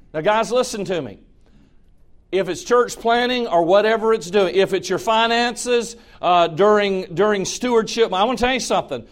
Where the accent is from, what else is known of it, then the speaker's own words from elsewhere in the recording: Georgia, United States; I'm from Georgia